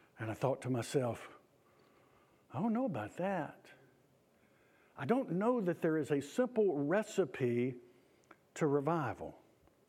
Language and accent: English; Auburn, Georgia, United States; the little church where I grew up in Auburn, Georgia